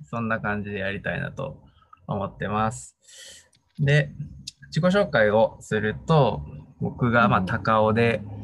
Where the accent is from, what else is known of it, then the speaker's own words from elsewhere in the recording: Kanagawa, Japan; moved away as an adult; also born or lived in Oita / Vietnam; 神奈川県生まれの、で、うん、高校まで神奈川に行って